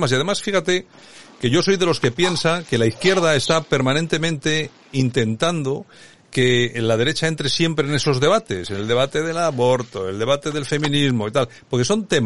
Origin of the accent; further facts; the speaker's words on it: Spain; te defines como nacionalista español, que es lo que soy yo y que es más de la mitad de los españoles de este país